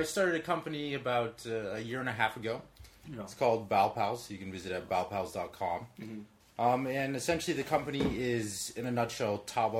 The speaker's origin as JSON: {"language": "English", "region": "Tennessee", "country": "United States", "also_born_or_lived": "California / Taiwan", "first_language": "Chinese", "second_language": "English", "said": "But I always say Tennessee, because I was born in California, and I lived there for 10 years, close to 10 years."}